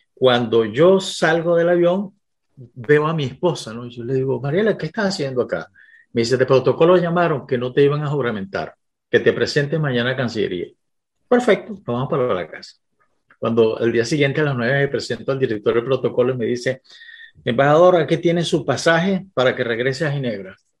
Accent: Venezuela; me regresé a Venezuela

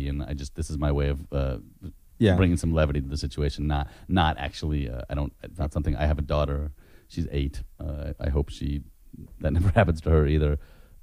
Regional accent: San Francisco, California, United States; I was born and raised in San Francisco.

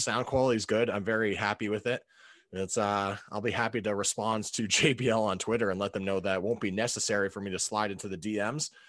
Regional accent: New England, United States; I'm a Pats guy. I grew up in New England

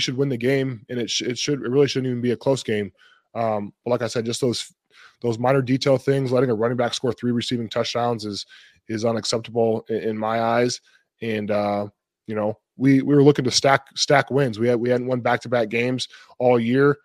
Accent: Toledo, Ohio, United States; moved away; my hometown back in Toledo, Ohio

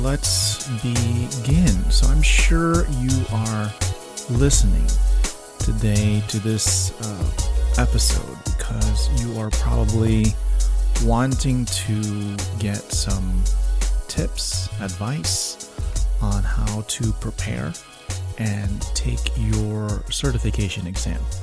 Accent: Miami, Florida, United States; moved away; come back to my hometown of Miami

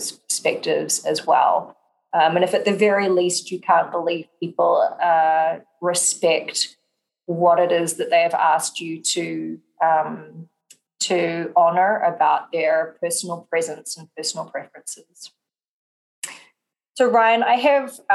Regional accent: New Zealand; I'm from New Zealand. We're pretty direct with our communication

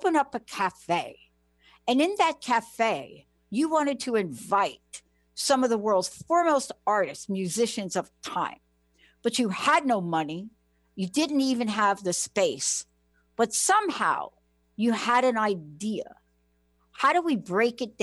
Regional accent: New York, United States; I'm from New York

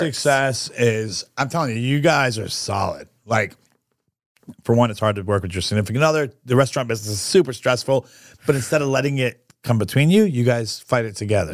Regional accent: New York, United States; now in Orlando, United States; I'm from New York

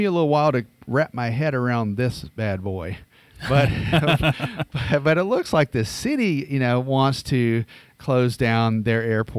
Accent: the South, United States; I'm from the South and I mispronounce a bunch of stuff.

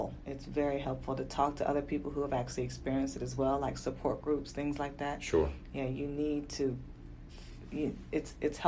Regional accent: Virginia, United States; also born or lived in Fayetteville, North Carolina / Harlem, New York; I was born in Fayetteville, North Carolina, and I've lived in Virginia most of my life

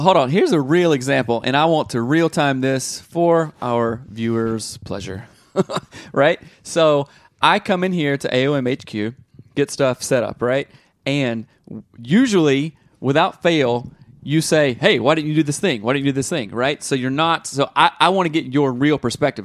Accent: the South, United States; growing up in the South

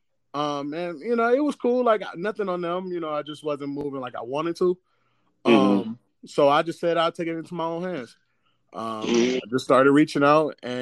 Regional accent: Cleveland, Ohio, United States; I'm from Cleveland

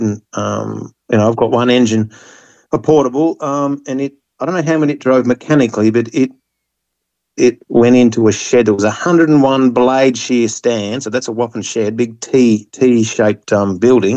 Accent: Australia; we're an English colony

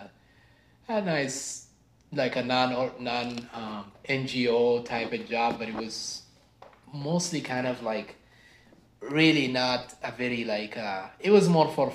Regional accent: Sudan; English is a second language; moved away as an adult; now in United States; I originally come from north, you could say northeast Africa, from Sudan. And I was born and raised there. I moved to the US when I was 18

